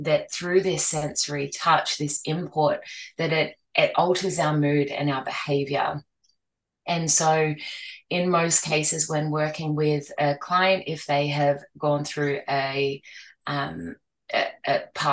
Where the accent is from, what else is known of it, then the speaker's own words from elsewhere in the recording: Australia; now in Gold Coast, Australia; I'm from Australia, specifically the Gold Coast in Queensland